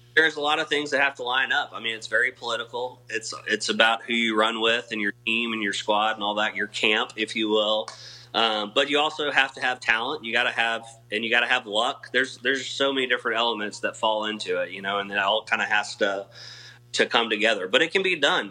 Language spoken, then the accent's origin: English; Missouri, United States; I grew up in Missouri